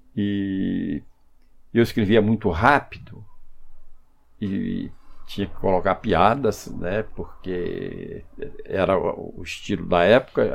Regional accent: Brazil; mas mesmo na, na infância eu morei eu nasci aqui na Rua da Cutia

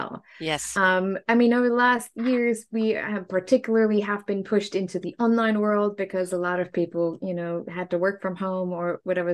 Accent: Germany; moved away; I grew up in Germany

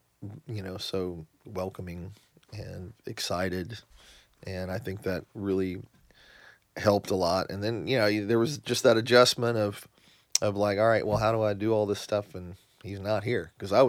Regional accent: Midwest, United States; Growing up in the Midwest, this was just, you know.

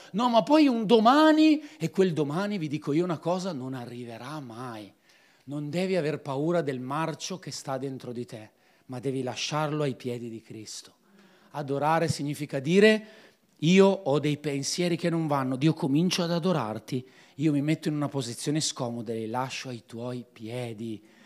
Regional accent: Piedmont, Italy; Io sono un piemontese puro di razza

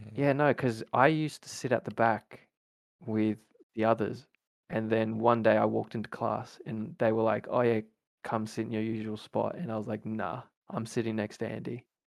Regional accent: Australia; also born or lived in New Zealand; I was born in New Zealand and then made my journey to Australia when I was like three

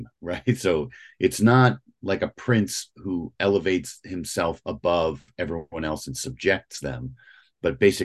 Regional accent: St. Louis, Missouri, United States; now in Northern Virginia, United States; I'm originally from St. Louis, Missouri.

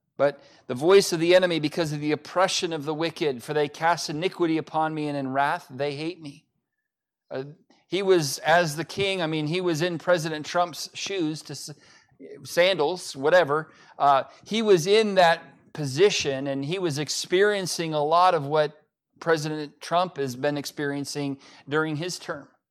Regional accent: United States; as an American

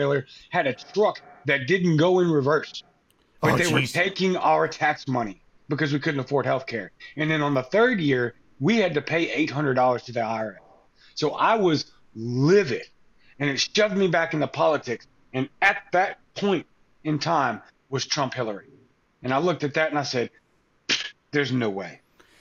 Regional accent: Cajun, Louisiana, United States; I'm Cajun, I'm Spanish

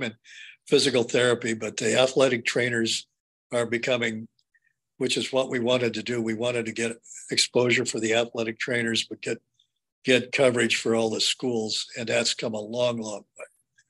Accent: Indiana, United States; So growing up in Indiana, basketball was so, so very important to me.

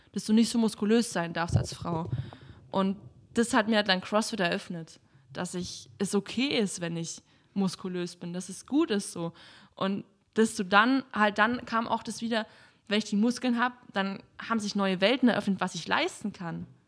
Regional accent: Kempten, Bavaria, Germany; now in Berlin, Germany; Ich komme aus Kempten eben, das ist in den Bergen direkt

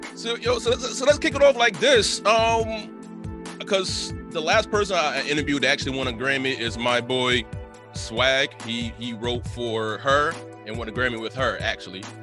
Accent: Teaneck, New Jersey, United States; I'm from Teaneck. Went through the whole entire Teaneck public school system

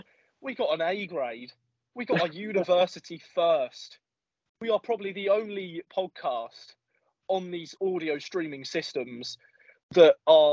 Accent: Norfolk, East of England, United Kingdom; I'm in the rural county of Norfolk

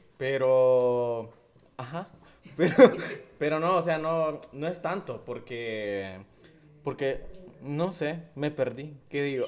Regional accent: Danlí, El Paraíso, Honduras; mi pueblo porque yo amo mi, ciudad

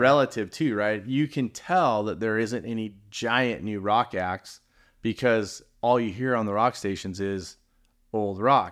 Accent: San Clemente, California, United States; also born or lived in San Francisco / Manhattan Beach / Redondo Beach / Huntington Beach; I grew up in San Clemente. I've been there since I was in junior high school

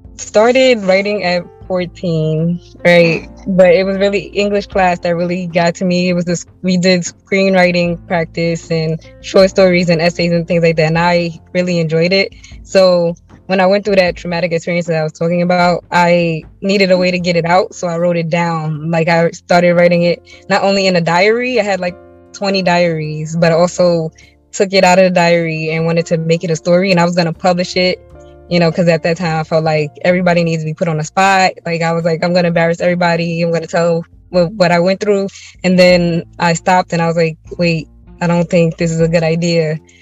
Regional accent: New York City, New York, United States; I'm from Brooklyn, New York City.

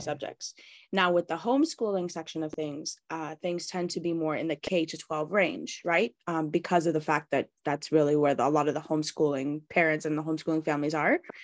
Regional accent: Canada; I'm Canadian born and bred

